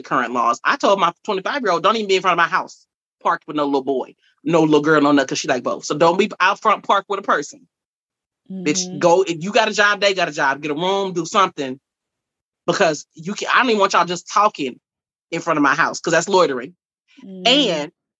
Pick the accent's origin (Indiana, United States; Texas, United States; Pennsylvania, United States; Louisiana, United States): Texas, United States; Dallas; I'm from the South. I'm from Dallas, Texas.